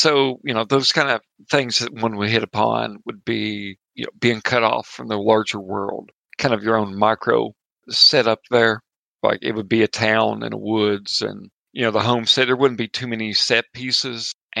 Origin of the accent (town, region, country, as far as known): Appalachia, United States; accent: Appalachian